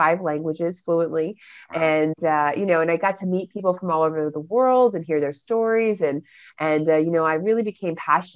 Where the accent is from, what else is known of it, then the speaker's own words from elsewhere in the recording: Florida, United States; also born or lived in London, England / Baltimore / California; I was originally born in London, England, and I moved to Florida in 1984 when I was three. So I'm 39 now